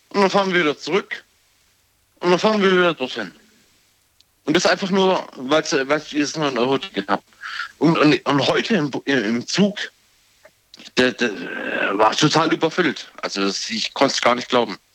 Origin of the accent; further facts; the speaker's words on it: Baden-Baden, Baden-Württemberg, Germany; ja. Ich komme aus Baden-Baden.